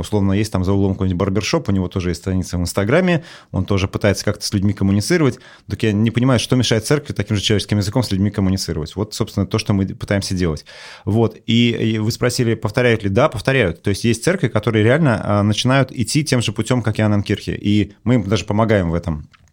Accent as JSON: {"language": "Russian", "country": "Russia", "tie": "born or raised there", "said": "я вырос в Советском Союзе"}